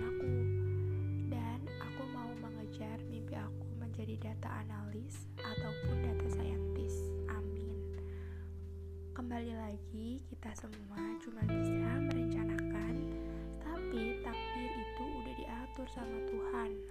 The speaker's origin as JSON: {"language": "Indonesian", "town": "Metro", "region": "Lampung", "country": "Indonesia", "said": "Aku berasal dari Metro Lampung"}